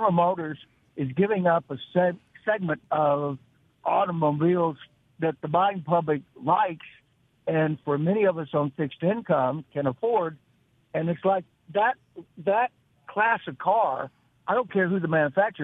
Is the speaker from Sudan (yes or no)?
no; Salt Lake City, Utah, United States; I grew up in Salt Lake City.